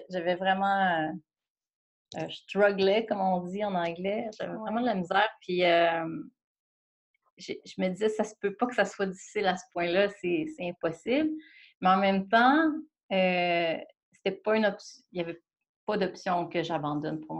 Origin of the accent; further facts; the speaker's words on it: Sainte-Foy, Quebec, Canada; also born or lived in Montreal; viens de Sainte-Foy.